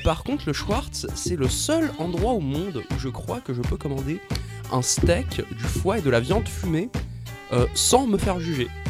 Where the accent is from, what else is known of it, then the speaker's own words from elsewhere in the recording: Montreal, Quebec, Canada; notre identité en tant que Montréalais